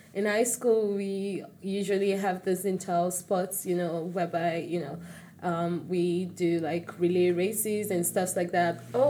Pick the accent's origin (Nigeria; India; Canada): Nigeria; Lagos; born or raised there; also born or lived in Osun State